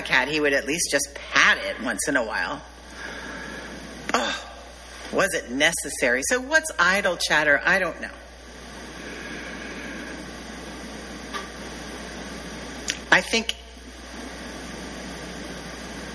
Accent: the South, United States; I'm from the South

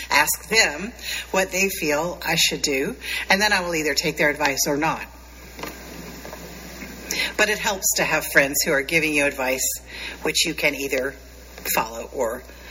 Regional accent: Appalachia, United States; I grew up very near Appalachia

